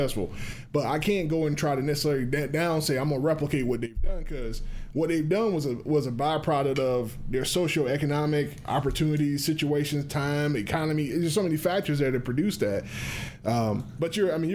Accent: Morven, Georgia, United States; I'm from Morven

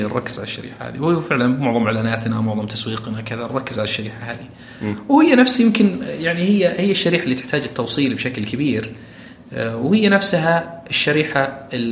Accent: Saudi Arabia; كثير عندنا بالسعوديه

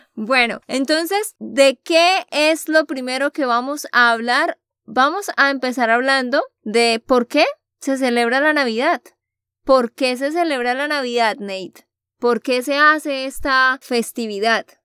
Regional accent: Santander, Colombia; de Santander, Colombia.

